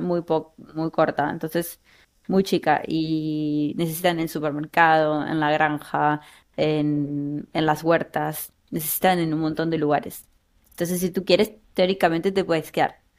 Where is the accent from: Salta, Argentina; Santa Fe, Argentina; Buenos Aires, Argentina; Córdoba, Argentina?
Buenos Aires, Argentina; Buenos Aires Province, Argentina; moved away as an adult; now in Berlin, Germany; Soy de la provincia de Buenos Aires y me fui de Argentina en el 2015